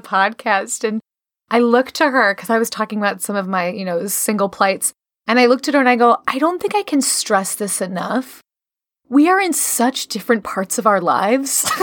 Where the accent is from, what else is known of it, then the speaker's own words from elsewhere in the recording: Chicago, Illinois, United States; moved away; I, I'm from Chicago originally